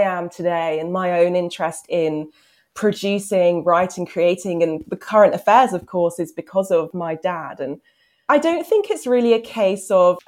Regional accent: Hertfordshire, East of England, United Kingdom; So I'm actually from Hertfordshire, but very close to London.

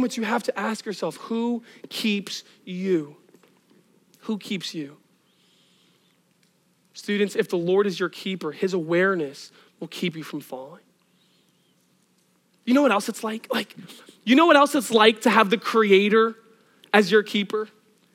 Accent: Northeast, United States; I'm from the Northeast.

